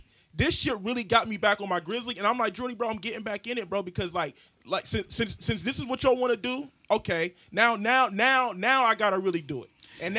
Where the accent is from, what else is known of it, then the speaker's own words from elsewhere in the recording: Columbus, Ohio, United States; you supposed to support me, bro, because I'm from Columbus, bro.